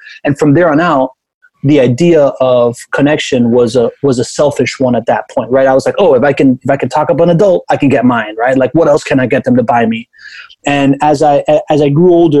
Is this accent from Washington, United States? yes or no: no; Miami, Florida, United States; first language Spanish; English is a second language; also born or lived in Venezuela / Spain; I am a quintessential Miamian. I was born in Venezuela. My dad's Cuban. I moved to Miami when I was a kid. Then we moved to Spain. Then we came back, and I grew up there when I was 9